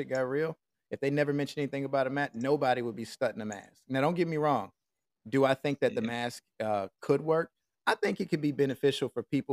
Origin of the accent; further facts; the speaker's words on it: Nashville, Tennessee, United States; moved away as an adult; also born or lived in Saudi Arabia; I came out here to Nashville, bro, and I went downtown, you know, just mingling, getting to see my peeps, like living get my hometown scenery